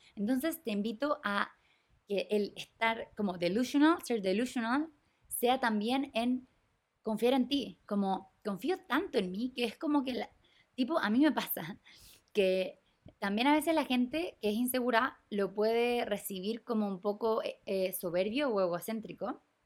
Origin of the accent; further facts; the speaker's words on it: Chile; moved away as an adult; yo me fui de Chile en el 2021, a mitad de COVID